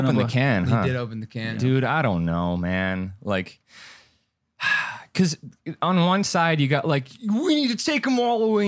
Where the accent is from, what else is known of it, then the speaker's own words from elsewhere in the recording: El Paso, Texas, United States; moved away; I'm from El Paso, Texas, actually.